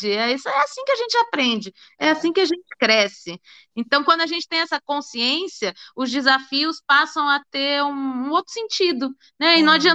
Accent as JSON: {"language": "Portuguese", "region": "São Paulo", "country": "Brazil", "also_born_or_lived": "Rio de Janeiro", "said": "Eu sou de São Paulo, mas já morei no Rio muitos anos"}